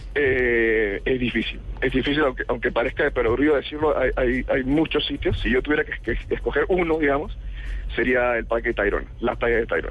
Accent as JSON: {"language": "Spanish", "country": "Peru", "moved": "yes", "lives_now": "Colombia", "said": "yo que soy peruano"}